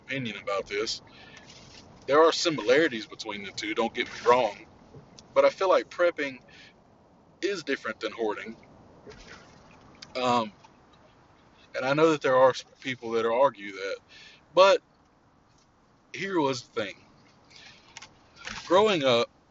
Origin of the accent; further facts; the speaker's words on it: Louisiana, United States; my days growing up in Louisiana